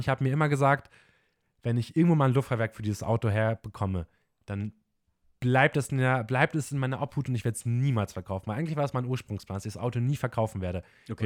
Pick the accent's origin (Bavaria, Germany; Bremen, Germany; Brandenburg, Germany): Bremen, Germany; wir kommen aus dem Norden, aus dem Bremen, also schön Moin Moin wird bei uns von morgens bis abends gesagt.